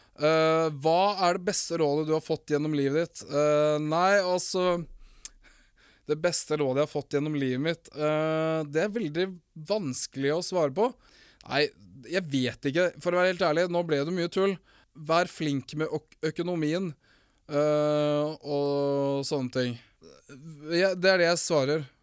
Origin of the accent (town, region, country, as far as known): Finnmark, Norway; accent: Finnmark dialect; moved away; also born or lived in Morocco